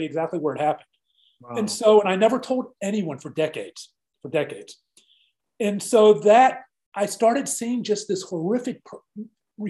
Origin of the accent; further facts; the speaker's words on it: Mount Lebanon, Pennsylvania, United States; moved away as an adult; also born or lived in Scott Township, Pennsylvania; now in Dallas, United States; Growing up in Mount Lebanon, I was an overweight kid and I was bullied severely at Mount Lebanon High School.